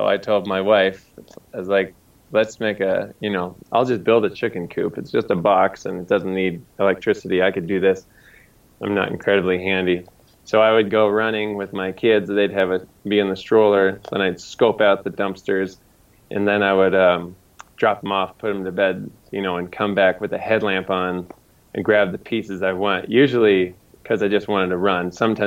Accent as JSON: {"language": "English", "region": "Montana", "country": "United States", "moved": "as an adult", "lives_now": "Denver, United States", "said": "I'm mostly from Montana"}